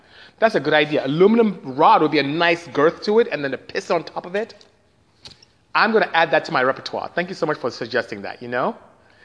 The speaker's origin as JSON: {"language": "English", "country": "Nigeria", "moved": "yes", "said": "I am Nigerian, so I speak Igbo and English and Patois, which is what you may know here, but back home is broken English"}